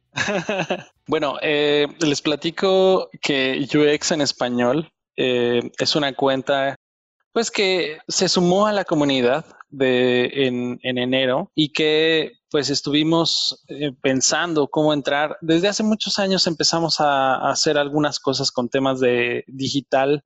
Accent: Mexico; moved away as an adult; now in Germany; yo soy mexicano

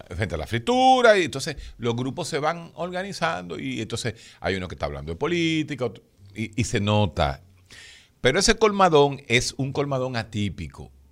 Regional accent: Dominican Republic; somos los dominicanos, todos, absolutamente todos

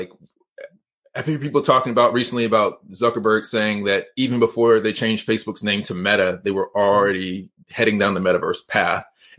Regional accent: Georgia, United States; I was born right outside of Atlanta in DeKalb County. I'm from Georgia. I lived in Georgia for like 20 years and been down here for 10 years.

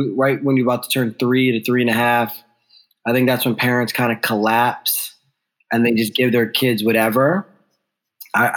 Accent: the Poconos, Northeast Pennsylvania, United States; moved away; also born or lived in Ghana / New York; I grew up in Northeast Pennsylvania

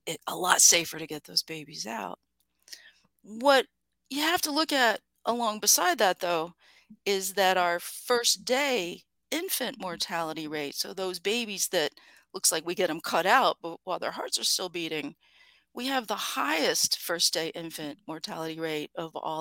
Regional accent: Appalachia, United States; I grew up in Appalachia

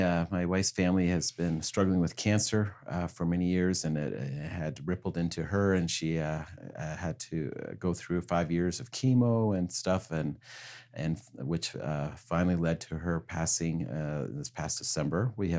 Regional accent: Kansas, United States; also born or lived in British Columbia, Canada; so really, though I was born in British Columbia, Canada, I was really raised on a farm in Kansas with my grandparents.

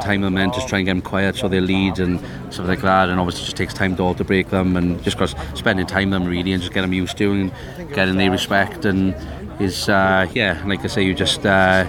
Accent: Nelson, Wales, United Kingdom; from Nelson, South Wales

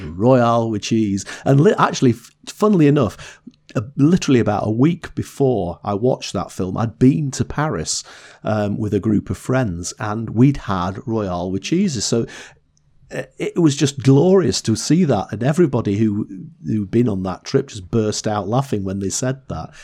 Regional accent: the north of England, United Kingdom; accent: Northern English; my Northern English accent

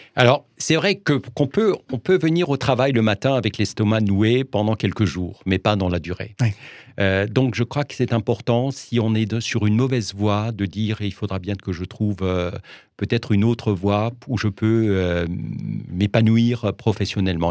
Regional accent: Geudertheim, Grand Est, France; je suis né à Geudertheim

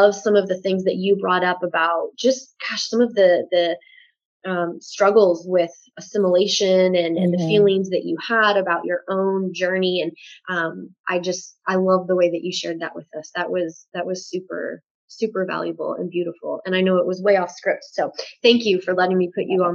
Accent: United States; I'm just American

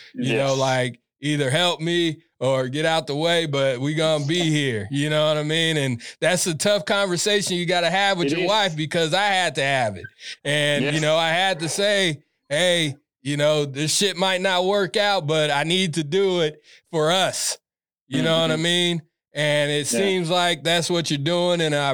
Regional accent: Sacramento, California, United States; I grew up in Northgate area, North Natomas, South Natomas, like all around Natomas pretty much.

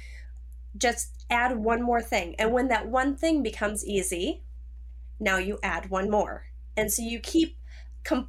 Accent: Minnesota, United States; I'm from Minnesota.

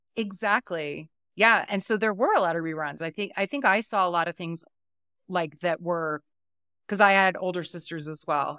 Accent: United States; I'm so American

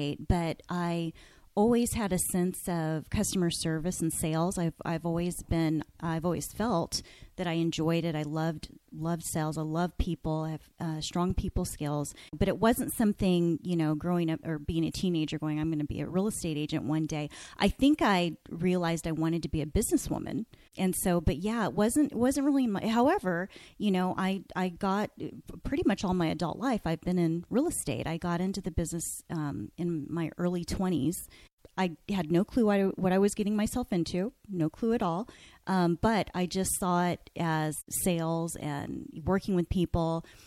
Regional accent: Phoenix, Arizona, United States; also born or lived in California; I was born in California, and we moved out here when I was, you know, maybe about 2 years old. And so I've lived in Phoenix. I grew up in Phoenix on the west side of town.

